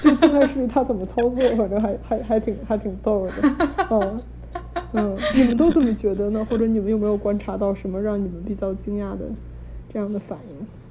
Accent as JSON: {"language": "Chinese", "region": "Beijing", "country": "China", "tie": "born or raised there", "moved": "as an adult", "lives_now": "United States", "said": "我是在北京长大的，然后我来美国应该有十一、十二年了"}